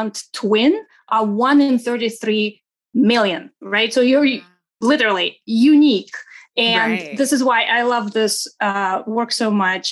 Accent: Saint Petersburg, Russia; English is a second language; now in United States; I wasn't born in the States. I am originally from Russia, from St. Petersburg, Russia.

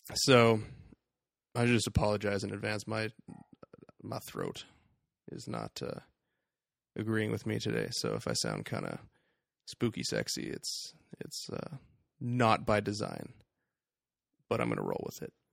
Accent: Canada; We are Canadian.

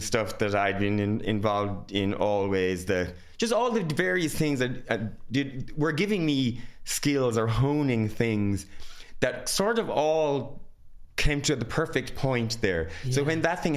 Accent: Ireland; I'm very Irish

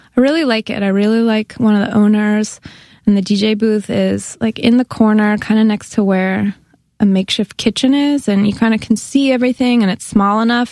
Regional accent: Bay Area, near Berkeley, California, United States; moved away as an adult; also born or lived in Santa Cruz, California; now in New York, United States; I'm from the Bay Area. I'm from a suburb near Berkeley, California

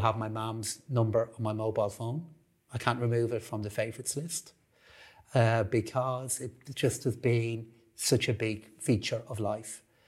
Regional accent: Dublin, Leinster, Ireland; I grew up in Blanchardstown, uh, just off Concealer Road, in a hugely, uh, supportive and really hardworking family

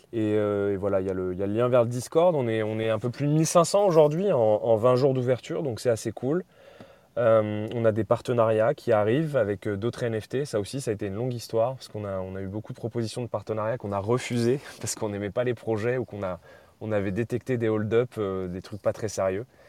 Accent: France; en tant que Français

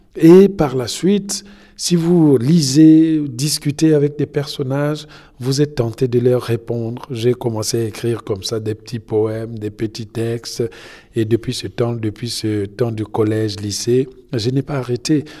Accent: Republic of the Congo; also born or lived in France; now in United States; je suis congolais

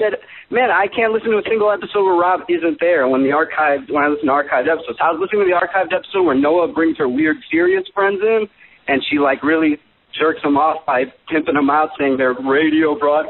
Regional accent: Chicago, Illinois, United States; also born or lived in Los Angeles; I'm from Chi-Town.

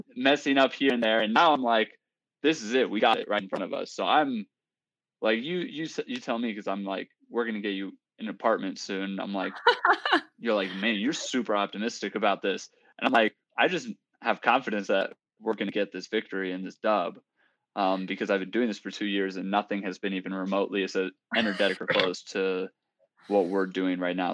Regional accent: Seattle, Washington, United States; I'm from Seattle, Washington, grew up uh, running track and cross country

